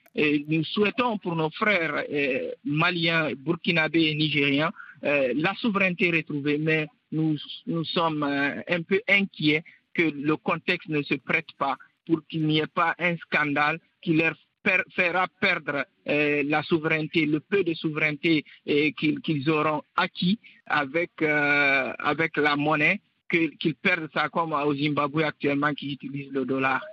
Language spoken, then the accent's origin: French; Guinea; je suis guinéen